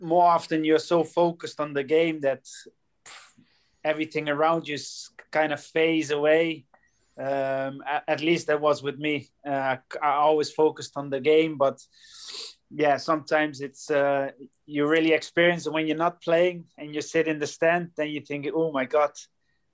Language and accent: English; Rotterdam, South Holland, Netherlands; moved away as an adult; also born or lived in Wales / Scotland / England; my old team and my hometown